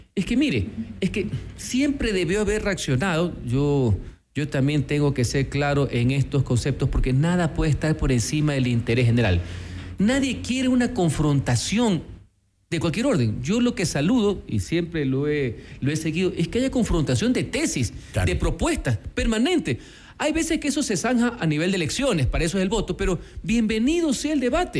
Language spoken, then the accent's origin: Spanish; Ecuador; como ecuatoriano